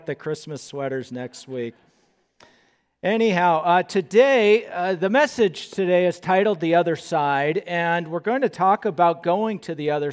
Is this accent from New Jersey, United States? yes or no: no; Southern California, United States; moved away as an adult; now in Moorhead, United States; I grew up in Southern California